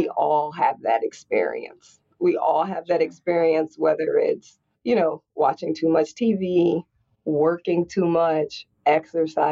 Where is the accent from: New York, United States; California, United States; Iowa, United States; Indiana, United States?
Indiana, United States; Indianapolis; I grew up in Indianapolis, Indiana in the 80s